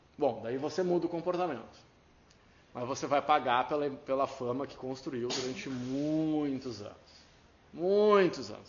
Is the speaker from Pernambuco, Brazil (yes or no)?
no; Rio Grande do Sul, Brazil; Eu sou orgulhoso de ser gaúcho